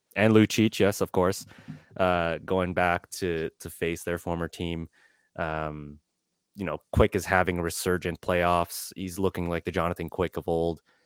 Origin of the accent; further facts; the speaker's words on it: Calgary, Alberta, Canada; now in Edmonton, Canada; I grew up in Calgary